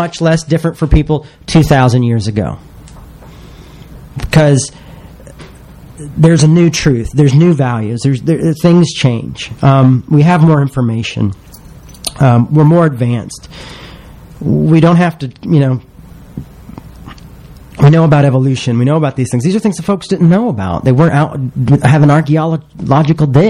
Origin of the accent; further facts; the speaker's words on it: the South, United States; I'm from the South